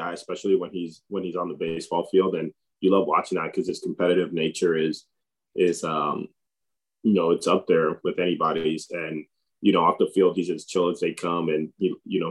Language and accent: English; Tampa, Florida, United States; And I grew up in Tampa